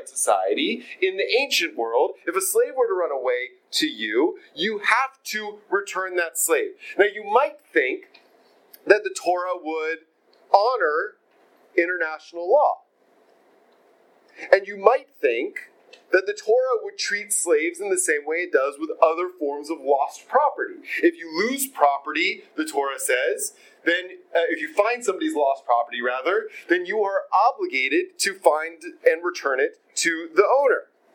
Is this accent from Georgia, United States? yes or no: yes; Atlanta, Georgia, United States; My friend Rabbi Avi Killip, with whom I grew up in Atlanta